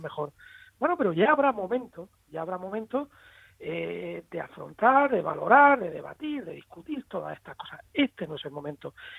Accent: Spain; en mi país, en nuestro país

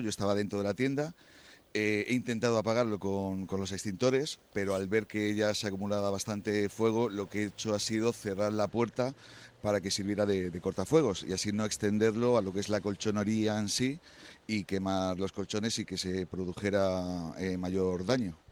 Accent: Murcia, Region of Murcia, Spain; la tienda es de aquí del pueblo, somos de aquí de Murcia

